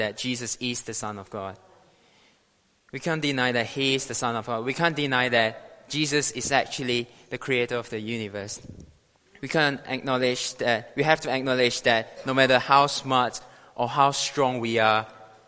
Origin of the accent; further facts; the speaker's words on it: Malaysia; now in United Kingdom; I'm proudly to share to you guys today as a Malaysian citizen